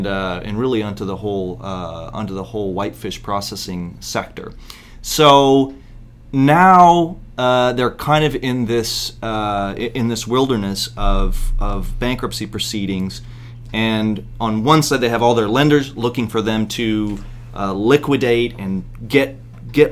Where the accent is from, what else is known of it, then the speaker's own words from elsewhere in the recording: Bristol Bay, Alaska, United States; I'm from Alaska and from Bristol Bay and a fishing family